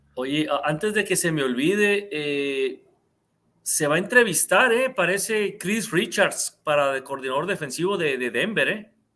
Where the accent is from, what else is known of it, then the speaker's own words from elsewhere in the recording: Mexico; nosotros como mexicanos